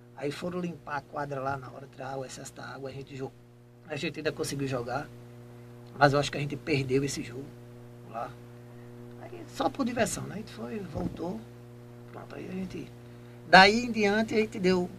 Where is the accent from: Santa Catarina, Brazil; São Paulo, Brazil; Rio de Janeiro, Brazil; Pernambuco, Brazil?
Pernambuco, Brazil; Jaboatão dos Guararapes; moved away as an adult; now in Itambé, Brazil; eu sou de Jabotão dos Guararapes, é, depois de Recife, né? Eu nasci lá, em Jabotão dos Guararapes